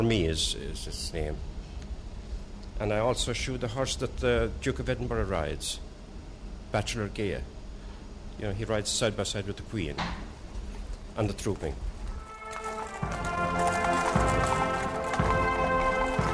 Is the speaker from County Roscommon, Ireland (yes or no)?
no; Shragh, County Clare, Ireland; moved away as an adult; now in London, United Kingdom; I came from County Clare, as you know, midway between Kilrush and Kilkee.